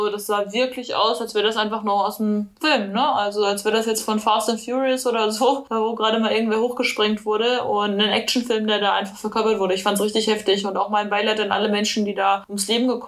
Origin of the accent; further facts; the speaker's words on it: North Rhine-Westphalia, Germany; Also, ich komme aus NRW, also ich habe gelebt zwischen Schalke und Dortmund.